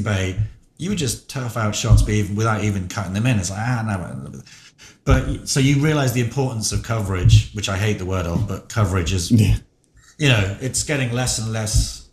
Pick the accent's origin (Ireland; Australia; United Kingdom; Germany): United Kingdom; England; moved away; I'm from England